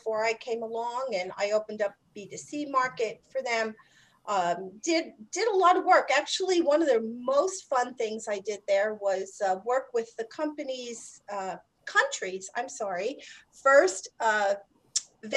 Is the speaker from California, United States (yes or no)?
no; New York City, New York, United States; I'm from New York City, so I worked on Wall Street for a while